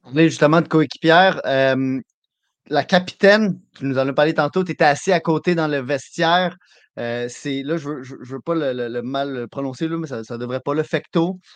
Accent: Quebec, Canada; en tant que Québécois

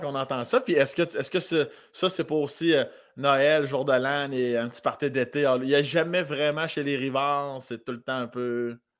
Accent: village near Saint-Agapit, Lotbinière, Quebec, Canada; moi, je viens de l'Orientation, qui est un village pas loin de Saint-Agapi, dans la région de Lobinière

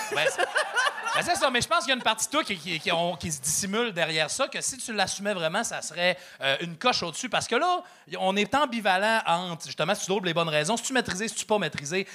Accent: Saguenay, Quebec, Canada; je viens de Saguenay

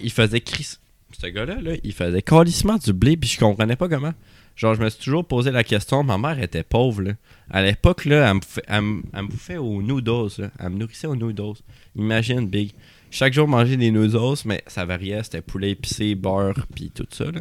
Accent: Sherbrooke, Quebec, Canada; je viens de Sherbrooke.

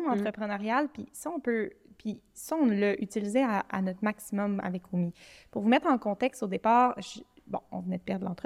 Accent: Montreal, Quebec, Canada; now in Quebec City, Canada; moi, je suis partie de Montréal, puis j'ai déménagé à Québec

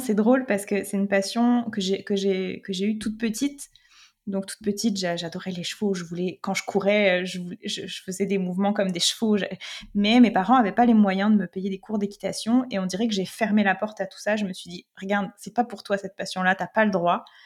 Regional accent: France; moved away as an adult; now in Quebec, Canada; en tant que Français, Française

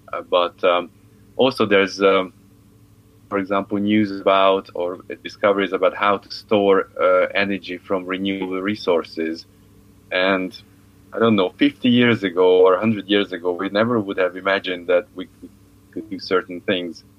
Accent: Hungary; moved away; I come from Hungary.

